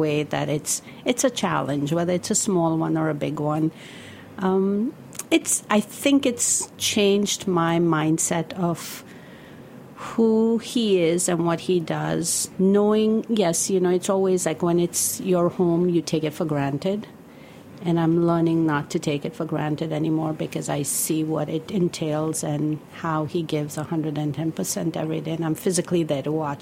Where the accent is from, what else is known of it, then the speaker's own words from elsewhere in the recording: India; moved away as an adult; now in New York, United States; somebody that was growing up in India in this business